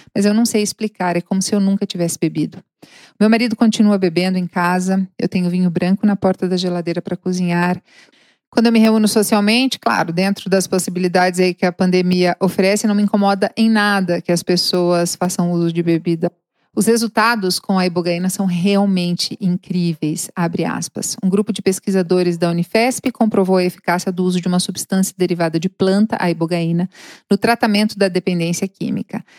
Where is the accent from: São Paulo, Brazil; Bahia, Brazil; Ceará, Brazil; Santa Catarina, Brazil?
Santa Catarina, Brazil; São Francisco do Sul; moved away as an adult; also born or lived in Curitiba; São Francisco do Sul, Santa Catarina, cidade onde eu cresci